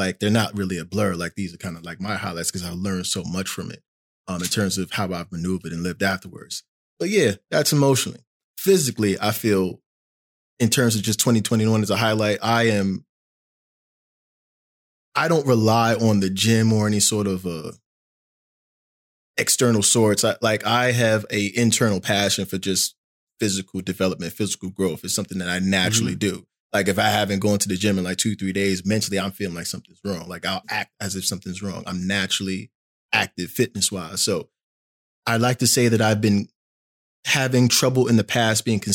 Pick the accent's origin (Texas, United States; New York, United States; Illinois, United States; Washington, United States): New York, United States; New York City; moved away as an adult; now in Portland, United States; I'm from New York City. I am now in Portland, Oregon.